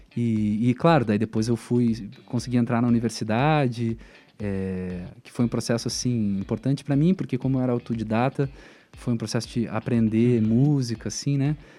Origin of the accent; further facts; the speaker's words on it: Porto Alegre, Rio Grande do Sul, Brazil; moved away as an adult; now in Curitiba, Brazil; da vila onde eu cresci, a Vila Bom Jesus, em Porto Alegre